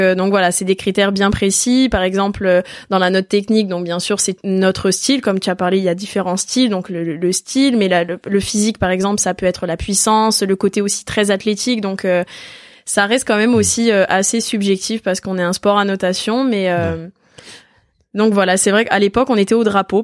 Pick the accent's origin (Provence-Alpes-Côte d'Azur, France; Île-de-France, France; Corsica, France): Corsica, France; Ajaccio; je suis née à Ajaccio